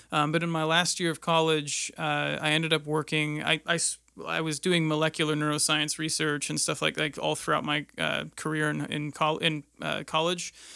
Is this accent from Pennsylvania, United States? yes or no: yes; Erie, Pennsylvania, United States; moved away as an adult; now in Indianapolis, United States; I grew up in Erie, Pennsylvania